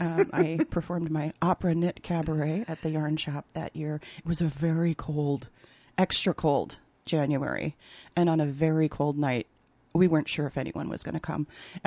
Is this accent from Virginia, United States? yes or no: no; Minnesota, United States; accent: Minnesota; moved away as an adult; now in New York, United States; I'm in Minnesota now. Here comes my Minnesota accent.